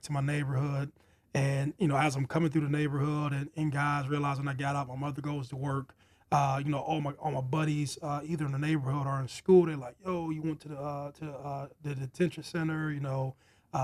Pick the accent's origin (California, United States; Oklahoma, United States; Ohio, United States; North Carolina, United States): Ohio, United States; Youngstown; Born and raised in Youngstown, Ohio